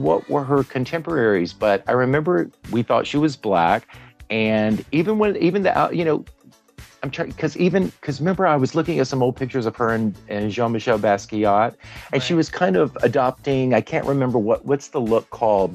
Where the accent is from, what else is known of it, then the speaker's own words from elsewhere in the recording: Northeast Louisiana, United States; moved away as an adult; also born or lived in Dallas, Texas / New York / Los Angeles; I'm from Northeast Louisiana